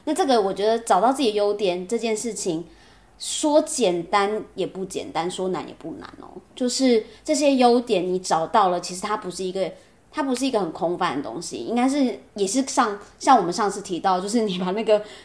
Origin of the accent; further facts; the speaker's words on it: Taipei, Taiwan; 我土生土长台北人